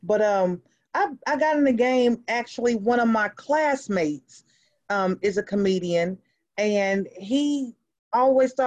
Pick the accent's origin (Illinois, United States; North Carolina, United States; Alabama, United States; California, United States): North Carolina, United States; Greensboro; also born or lived in Brooklyn, New York; born in Brooklyn, New York. I was up there not long, you know, daddy cheated, mama took us and ran. You know, we relocated down to North Carolina with her family, and I've been in Greensboro, North Carolina ever since